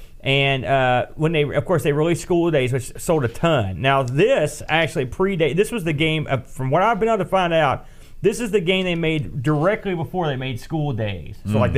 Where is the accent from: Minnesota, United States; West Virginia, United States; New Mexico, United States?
West Virginia, United States; We're from West Virginia.